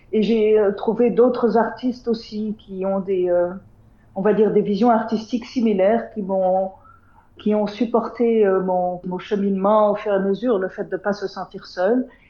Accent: Tunisia; Je suis née en Tunisie, il y a, 50 ans déjà. Hein. J'ai grandi euh, dans une famille, euh, on va dire, pas très traditionnelle, assez occidentalisée pour un pays arabe du nord de l'Afrique

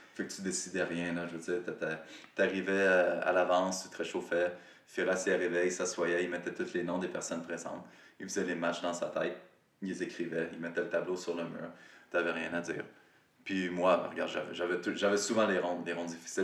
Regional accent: Rivière-du-Loup, Quebec, Canada; moved away as an adult; also born or lived in Montreal; j'étais parti de Rivière-du-Loup, j'avais déménagé à Montréal

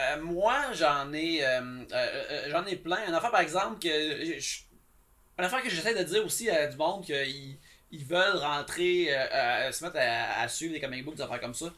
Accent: Abitibi, Quebec, Canada; je viens d'Abitibi

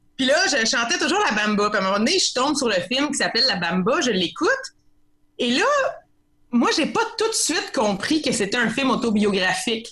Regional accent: Saint-Norbert, Quebec, Canada; Je viens du petit village de Saint-Norbert dans l'Anaudière.

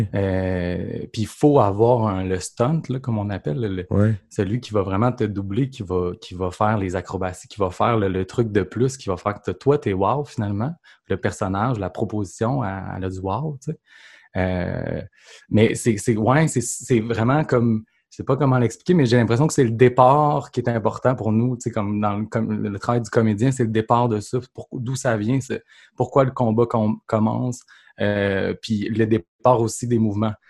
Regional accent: Saint-Joachim-de-Shefford, Quebec, Canada; je suis un petit gars de Saint-Joachim de Shefford. C'est à côté de Grambay, Donc, vraiment la campagne.

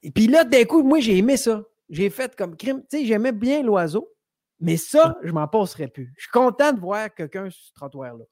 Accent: Rimouski, Quebec, Canada; also born or lived in Sainte-Anne-des-Monts, Gaspésie; C'est vrai que je viens de la Gaspésie, mais après ça, j'ai habité dans le Bas-Saint-Laurent, moi, un peu plus longtemps, à Rimouski. Ah, fait que j'ai été en Gaspésie jusqu'à euh, au début du primaire. après ça, j'ai passé mon primaire à Rimouski euh, au complet.

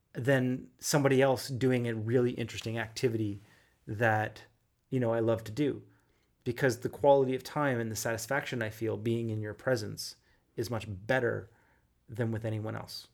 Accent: Halifax, Nova Scotia, Canada; moved away; also born or lived in Toronto; I was from Halifax

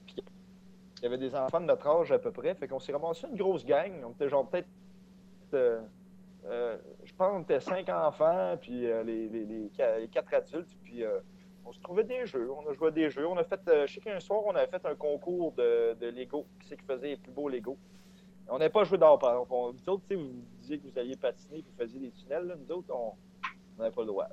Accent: Saint-Ours, Quebec, Canada; also born or lived in Saint-Hyacinthe; j'ai grandi à Saint-Ours qui est euh, une, petite ville proche de Sorel. Puis j'ai déménagé, on a déménagé à, à Saint-Hyacinthe

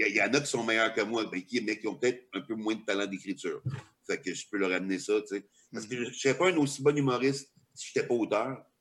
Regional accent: Quebec, Canada

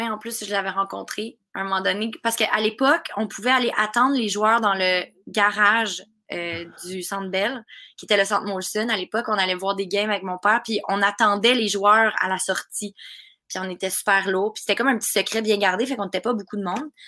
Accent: Russia; accent: Russian; French is a second language; avec mon accent russe.

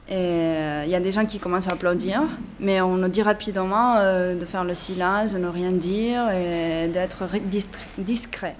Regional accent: Barcelona, Catalonia, Spain; je suis de Barcelone, née à Barcelone, ma mère est française et maintenant je travaille dans la ville de Sal, à Girona.

